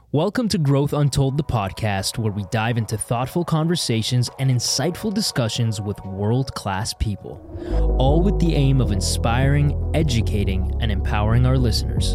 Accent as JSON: {"language": "English", "country": "Canada", "tie": "born or raised there", "moved": "yes", "said": "growing up in Canada, I didn't feel Canadian enough"}